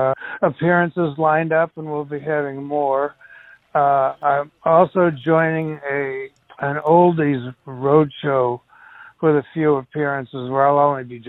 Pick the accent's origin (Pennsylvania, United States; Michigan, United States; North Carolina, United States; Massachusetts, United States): Massachusetts, United States; Malden; moved away as an adult; My hometown, which is Malden, Mass.